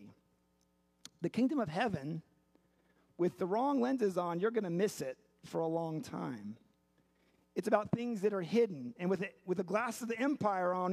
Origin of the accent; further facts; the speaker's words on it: Seattle, Washington, United States; moved away; also born or lived in Chicago; I had the privilege of growing up in Seattle.